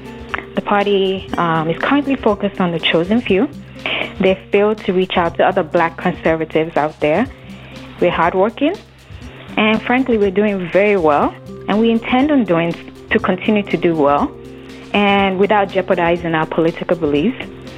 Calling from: Virginia, United States; I am calling from Virginia. I'm a black conservative

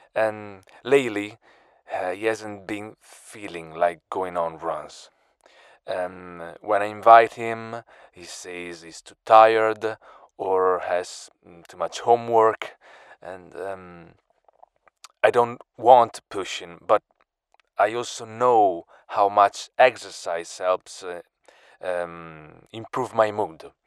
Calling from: Milan area, Lombardy, Italy; I'm calling from the Milan area in Italy

